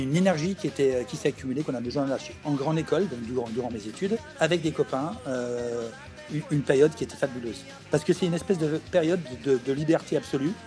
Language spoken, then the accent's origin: French; France; moved away as an adult; also born or lived in Vienna, Austria; je suis chez moi en France